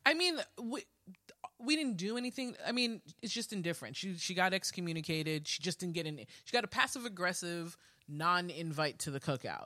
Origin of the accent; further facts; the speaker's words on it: New York City, New York, United States; growing up in Queens